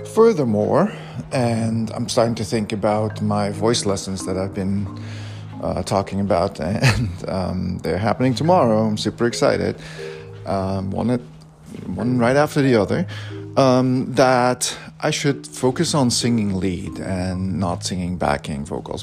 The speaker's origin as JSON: {"language": "English", "country": "Belgium", "tie": "born or raised there", "said": "I grew up in Belgium"}